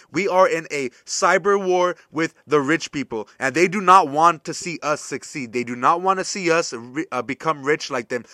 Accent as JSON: {"language": "English", "country": "United States", "said": "as an American"}